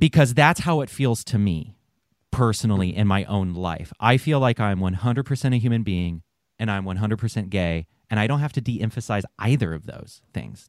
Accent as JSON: {"language": "English", "region": "the South", "country": "United States", "tie": "born or raised there", "said": "I grew up in the South"}